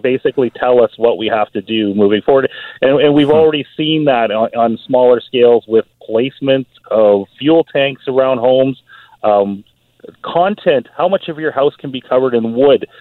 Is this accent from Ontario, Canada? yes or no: no; Burnaby, British Columbia, Canada; moved away as an adult; I grew up in Burnaby. I went to Burnaby yeah. Central